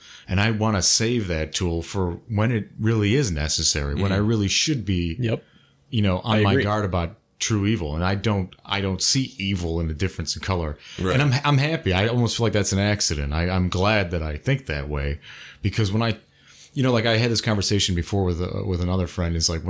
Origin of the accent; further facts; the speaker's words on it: United States; we're all American anyway. We're fucking born here, you know?